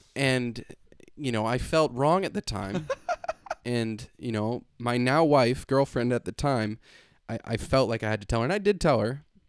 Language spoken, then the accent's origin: English; Canada; I'm Canadian